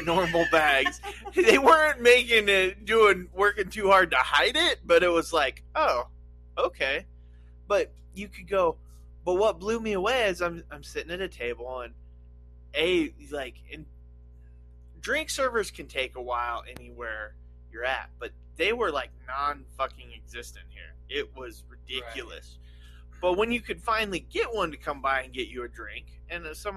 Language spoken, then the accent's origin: English; Nevada, United States; I grew up in Nevada